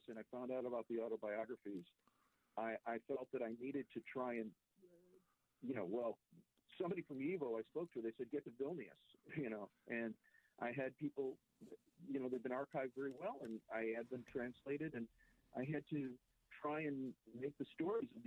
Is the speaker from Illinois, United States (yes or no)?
yes; Chicago, Illinois, United States; also born or lived in New York; I was raised in Chicago